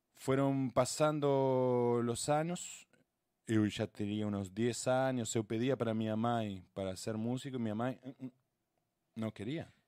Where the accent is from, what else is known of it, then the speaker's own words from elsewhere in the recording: Argentina; also born or lived in Rio Grande do Sul, Brazil; now in Brazil; yo, que soy de, Argentina